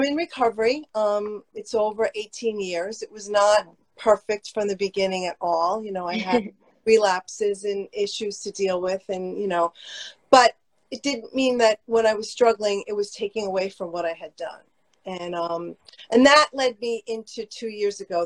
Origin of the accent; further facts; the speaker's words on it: New Jersey, United States; I grew up in North Jersey